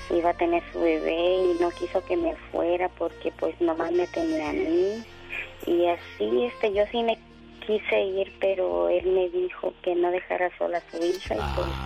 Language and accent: Spanish; Nayarit, Mexico; born there; En el estado de Nayarit.